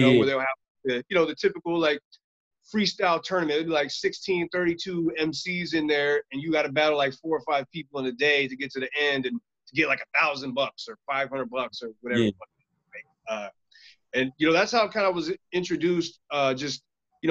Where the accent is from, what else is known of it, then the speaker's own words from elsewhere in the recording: Stockton, California, United States; I grew up in Stockton, so people are wild, aggressive.